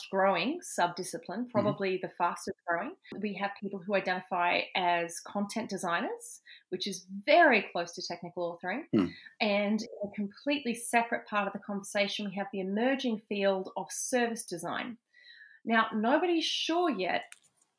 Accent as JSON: {"language": "English", "town": "Canberra", "region": "Australian Capital Territory", "country": "Australia", "tie": "born or raised there", "also_born_or_lived": "United Kingdom / Melbourne", "moved": "as an adult", "said": "I grew up in Canberra"}